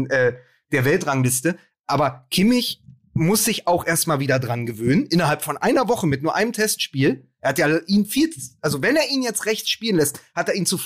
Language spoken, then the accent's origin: German; Austria; Wir als Österreicher hätten gern Ihre Probleme.